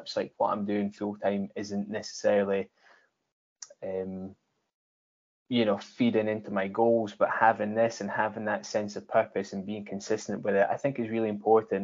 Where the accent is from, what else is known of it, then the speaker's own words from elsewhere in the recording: Scotland, United Kingdom; we grew up in Scotland